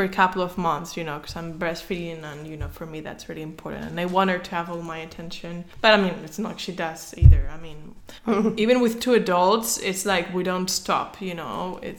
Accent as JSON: {"language": "English", "town": "Madrid", "region": "Community of Madrid", "country": "Spain", "said": "Because I am from Madrid, so that's a big thing."}